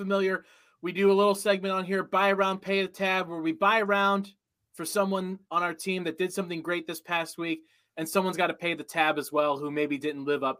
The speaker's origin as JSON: {"language": "English", "region": "Ohio", "country": "United States", "tie": "born or raised there", "said": "I grew up in Ohio."}